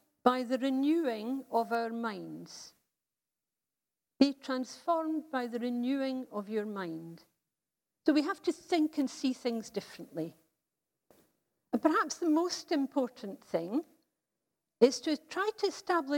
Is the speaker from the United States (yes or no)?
no; United Kingdom; As a British society